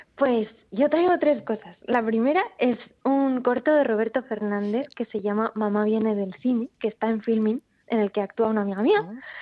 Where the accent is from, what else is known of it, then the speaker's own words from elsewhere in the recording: Rivas-Vaciamadrid, Community of Madrid, Spain; moved away as an adult; now in Oviedo, Spain; yo de Rivas, de Madrid